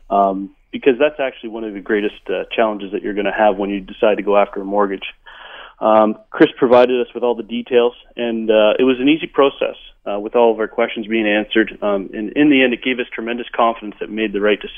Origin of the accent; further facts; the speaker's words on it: Ontario, Canada; moved away as an adult; now in Vancouver, Canada; we came from Ontario housing in Ontario is considerably less than it is in Vancouver.